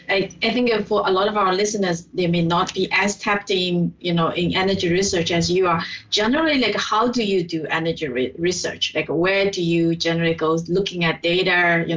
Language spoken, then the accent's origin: English; southern China, China; now in United States; my hometown is in the south